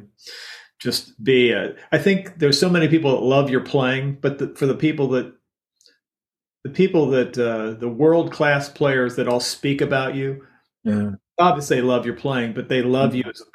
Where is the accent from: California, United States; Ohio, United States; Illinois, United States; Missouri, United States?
Ohio, United States; Cincinnati; moved away as an adult; from Cincinnati, but I just recently moved here. I'm right down the street